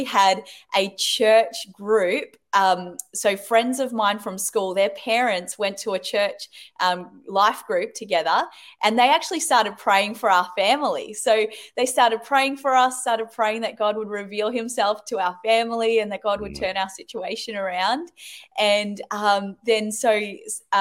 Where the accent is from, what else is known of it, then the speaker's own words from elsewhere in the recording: New Zealand; moved away as an adult; also born or lived in England; now in Australia; I was born in England and raised in New Zealand. And then I've lived in Australia for the last, 20 years, I think, 25 years